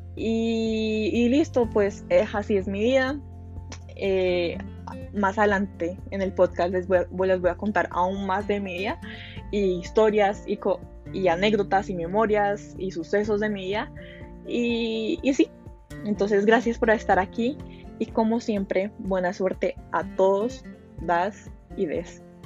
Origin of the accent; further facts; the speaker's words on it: Colombia; also born or lived in Hollywood, Florida, United States; vivo en Colombia, pero originalmente, o sea, nací en Hollywood, eh, Florida, o sea, en Estados Unidos. A los 6 ah, años, por temas personales, eh, me tuve que mudar a Colombia